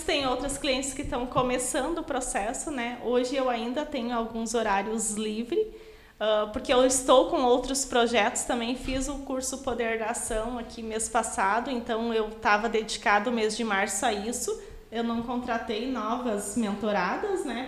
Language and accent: Portuguese; Taquara, Rio Grande do Sul, Brazil; also born or lived in Parobé; now in Sapiranga, Brazil; Eu sou natural de Taquara, mas morei 15 anos em Parobé.